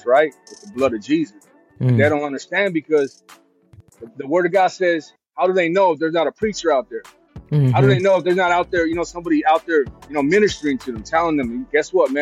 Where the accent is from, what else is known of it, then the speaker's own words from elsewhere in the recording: West Coast, United States; I'm from the West Coast